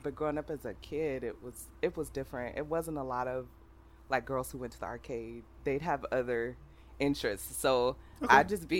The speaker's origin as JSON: {"language": "English", "town": "Oakland", "region": "California", "country": "United States", "tie": "born or raised there", "said": "Oakland, California. Oh, okay. So it, you know, I went to a school where it was maybe like four white people and the rest were blacks and Asians and Mexicans"}